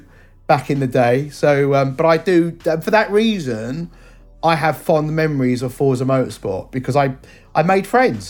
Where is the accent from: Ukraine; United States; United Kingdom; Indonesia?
United Kingdom; being a Southerner